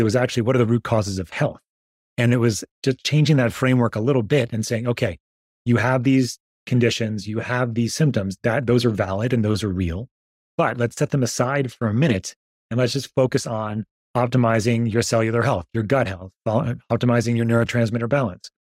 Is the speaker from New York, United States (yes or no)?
yes; New York, United States; I grew up in New York